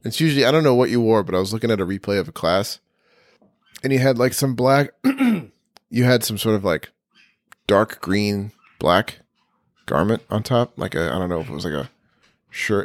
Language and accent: English; Ithaca, New York, United States; I was born and raised in Ithaca